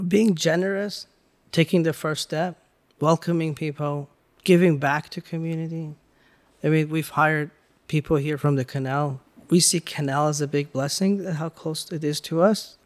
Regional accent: Iran; now in United States; growing up in Iran, you had to, like, kinda connect with different peoples always

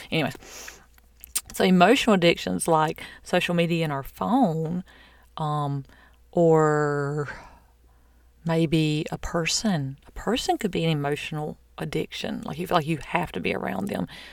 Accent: the South, United States; I'm from the South

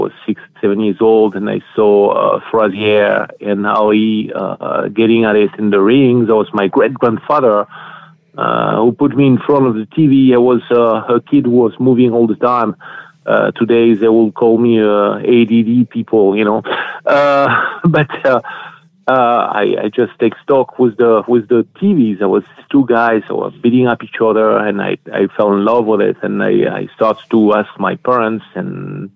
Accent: France; accent: French; English is a second language; moved away as an adult; also born or lived in United States; now in California, United States; I'm coming from France. I moved here and I was 33 years old.

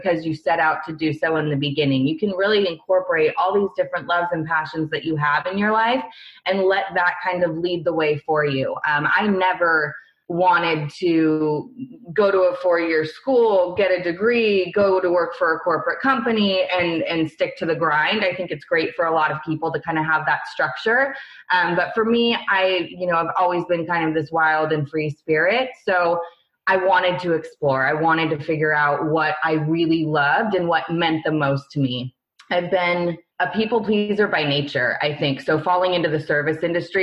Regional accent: Northern California, United States; moved away as an adult; now in San Diego, United States; I was born and raised in Lake Tahoe, which is in Northern California, kind of like a small town

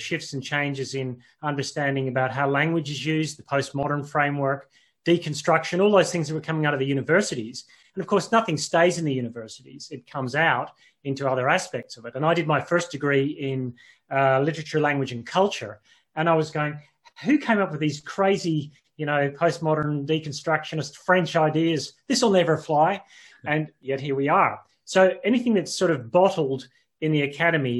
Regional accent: Northern Ireland, United Kingdom; moved away; also born or lived in Australia; I actually grew up in Northern Ireland. So I was born in Northern Ireland

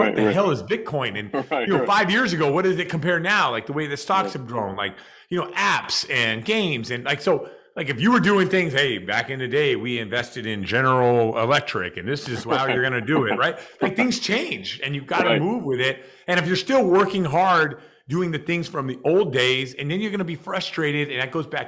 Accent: Seattle, Washington, United States; moved away as an adult; now in Massachusetts, United States; as what I grew up with in Seattle

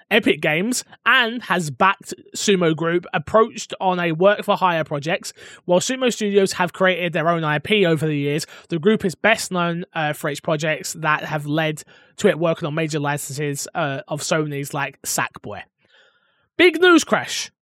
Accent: United Kingdom; I'm not even American. I'm bloody British.

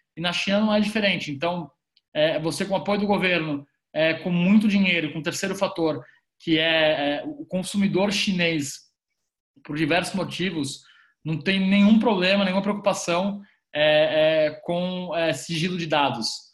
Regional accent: Brazil; a gente, enquanto brasileiros

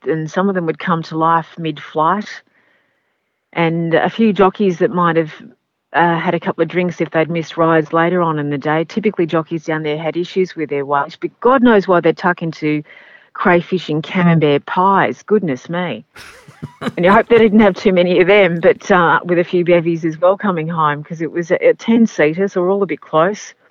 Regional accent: Australia; accent: Australian; my accent over Derek's and Gary's as the only Australian.

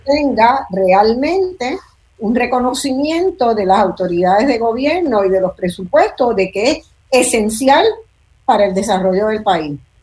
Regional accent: Puerto Rico; me preguntan que de dónde soy porque tengo un acento distinto y digo de Puerto Rico

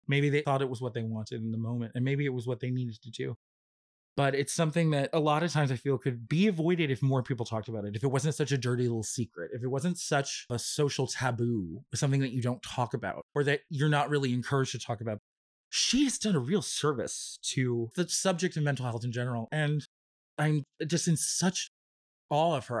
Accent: California, United States; I'm a Californian

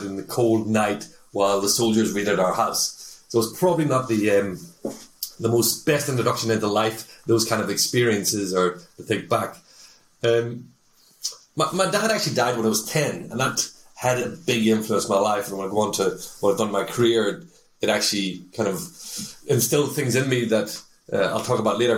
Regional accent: Northern Ireland, United Kingdom; also born or lived in Newcastle upon Tyne, England; now in Denmark; I'm an Irishman, come from the north of Ireland.

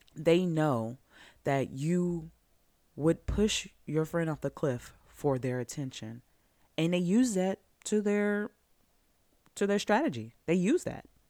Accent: Georgia, United States; growing up in Georgia in the nineties, in the two thousands

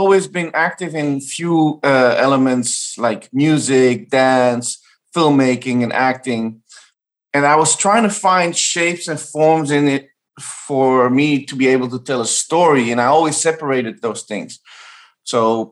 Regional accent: Amsterdam, North Holland, Netherlands; I grew up in Amsterdam, Iraqi Kurdish, my mom is Bulgarian, and being a third culture kid

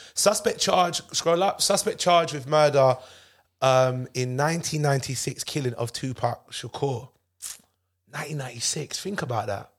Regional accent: United Kingdom; I'm British.

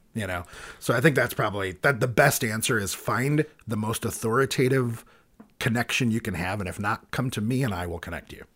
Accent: United States; as an American, playing with an American band

